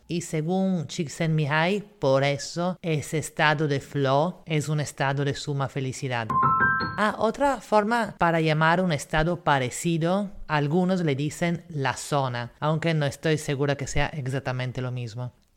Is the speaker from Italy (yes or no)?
yes; Italy; now in Lima, Peru; la ciudad donde yo nací, que en vez sigue siendo Italia